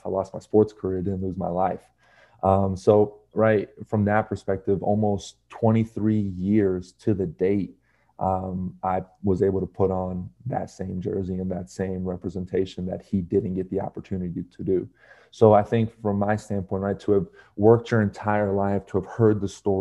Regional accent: United States; growing up here in the States and essentially only having, you know, your mom, your dad, and your sister

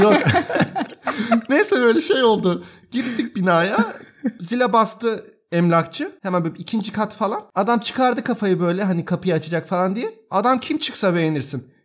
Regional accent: Turkey; now in Berlin, Germany; Ben bir Türk olarak

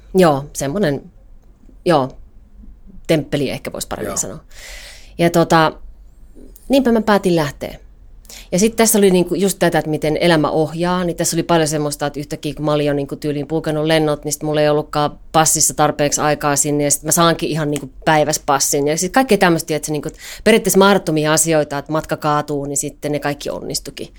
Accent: Kajaani, Kainuu, Finland; now in Helsinki, Finland; Mä oon Kajanista kotosin

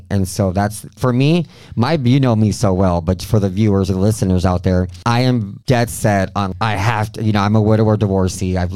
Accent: Mexico; I'm from Mexico been drinking since I was 13, and that's just part of our culture down there.

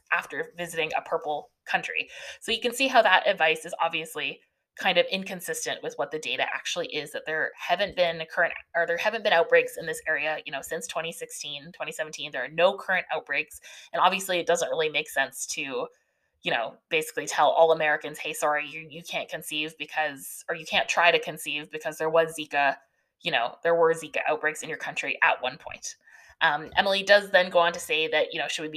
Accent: Canada; I'm Canadian

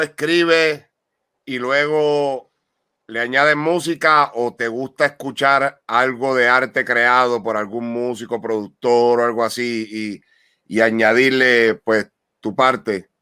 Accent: Ponce, Puerto Rico; de donde nosotros somos nacidos y criados, el pueblo de Ponce, Puerto Rico

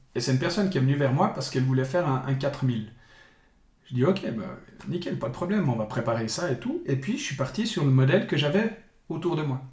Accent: Bulle, Fribourg, Switzerland; je viens de, de Bulle, mhm. euh, grande ville du sud du canton de Fribourg. donc, j'ai tout le temps grandi à, à, Bulle

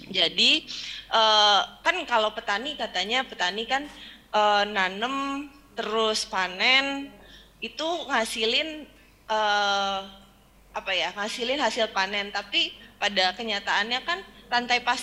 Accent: Jakarta, Indonesia; Nah balik balik ke Jakarta waktu itu karena saya besar kan lahir di Jakarta gede di Jakarta

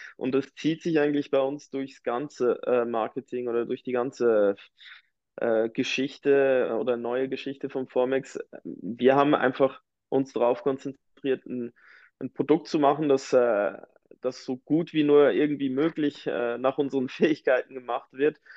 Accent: near Biel, Bern, Switzerland; ich komme eigentlich ähm, ganz aus der Nähe von, äh, von Biel, also eines der Hauptcluster in der Uhrenindustrie, der Schweizer Uhrenindustrie. Ähm, bin in einem ganz äh, ländlichen Dörfchen aufgewachsen

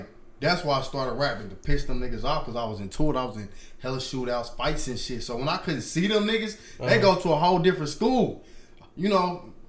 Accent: Kansas City, Kansas, United States; I'm from Kansas.

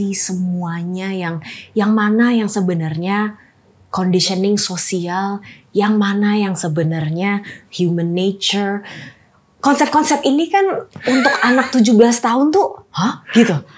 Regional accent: Jakarta, Indonesia; also born or lived in Oxford, United Kingdom / Stanford, United States; Lahir di Jakarta, um, SD itu di Al Azhar

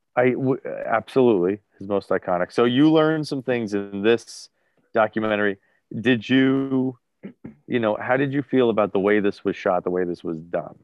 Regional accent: New Jersey, United States; The way I sound, I'm from Jersey.

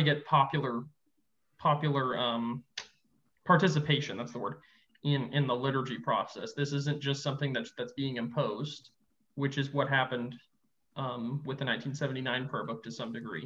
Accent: Texas, United States; I'm from Texas

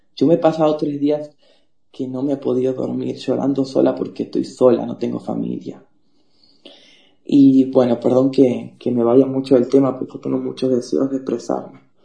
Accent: Cuba; moved away as an adult; also born or lived in Uruguay; now in Buenos Aires, Argentina; yo soy de Cuba

